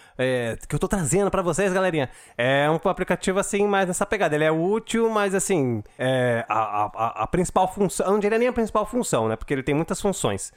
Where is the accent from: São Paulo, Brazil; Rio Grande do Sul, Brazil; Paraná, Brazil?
São Paulo, Brazil; eu sou da Zona Leste